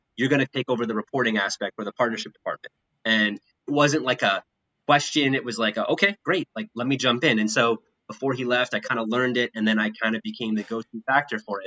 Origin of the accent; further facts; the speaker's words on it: Winnipeg, Manitoba, Canada; moved away as an adult; now in United States; as a kid growing up in Canada